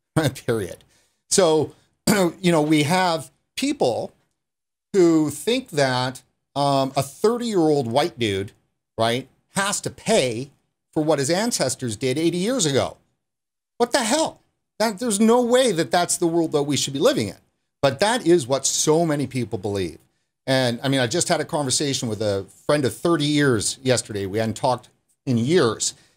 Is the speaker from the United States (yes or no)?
no; Canada; also born or lived in British Columbia; I'm a card carrying Aboriginal Canadian